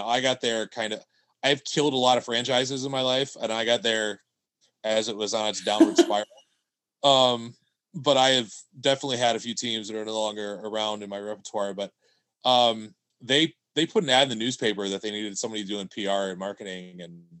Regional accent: upstate New York, United States; moved away as an adult; also born or lived in Glens Falls, New York / Louisiana / Houston, Texas; I grew up in upstate New York.

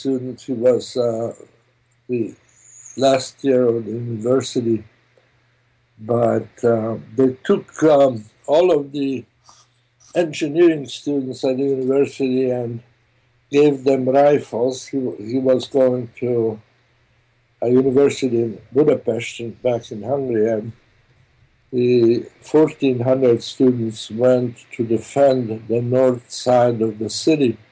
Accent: Rijeka, Primorje-Gorski Kotar County, Croatia; first language German; English is a second language; moved away; I was born in Italy in a little town called Fiume

